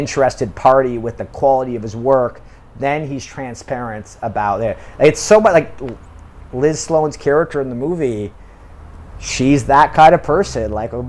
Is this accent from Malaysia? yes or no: no; United Kingdom; now in South Korea; But I'm British and I'm living in South Korea